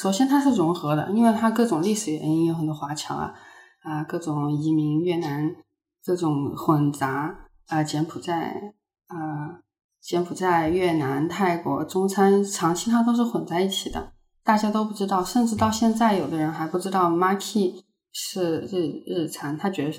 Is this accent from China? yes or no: yes; China; 我更大的认知是作为一个中国人的一个呃一个角度来谈这个事情